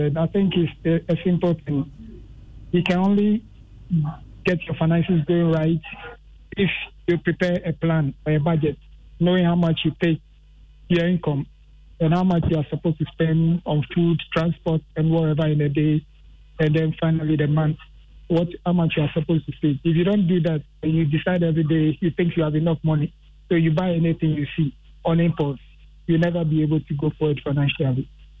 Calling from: Accra, Greater Accra, Ghana; I'm calling from Mamprovi.

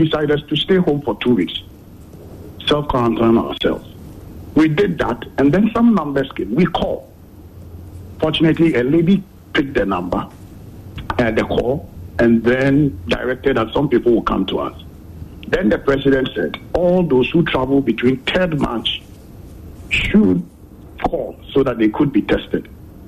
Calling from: Kumasi, Ashanti, Ghana; Yeah, from Kumasi.

